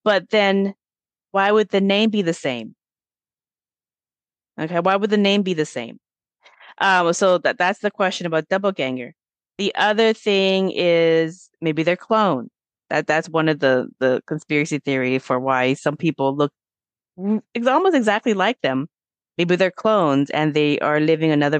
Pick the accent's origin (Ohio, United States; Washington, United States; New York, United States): Washington, United States; Auburn; I grew up in Auburn, Washington